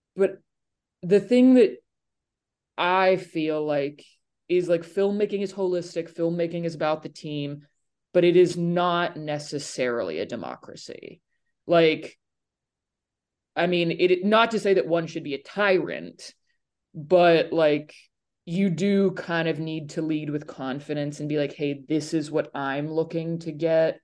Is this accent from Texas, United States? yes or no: no; Nashville, Tennessee, United States; I'm from Nashville